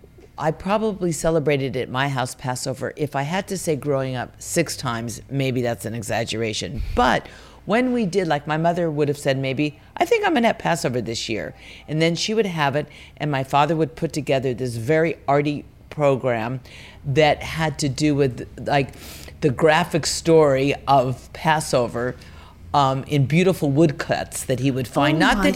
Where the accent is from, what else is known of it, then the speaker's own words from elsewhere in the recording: Los Angeles, California, United States; I grew up in what's called the San Fernando Valley.